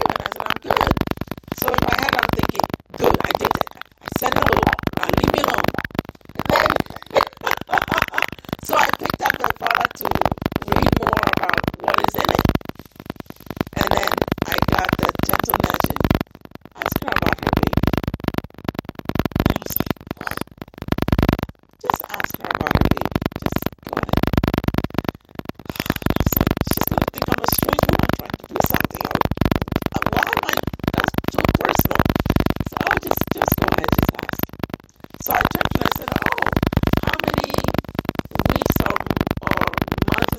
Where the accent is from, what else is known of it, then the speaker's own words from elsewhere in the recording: Volta, Ghana; I'm from the Volta region.